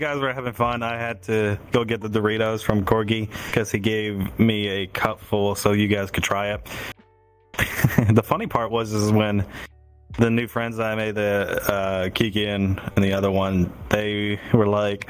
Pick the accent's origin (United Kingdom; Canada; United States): Canada; I'm Canadian, though.